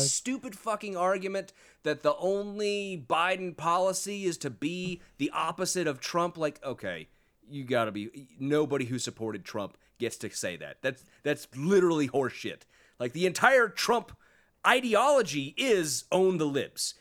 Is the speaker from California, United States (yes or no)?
yes; Sacramento, California, United States; I grew up in California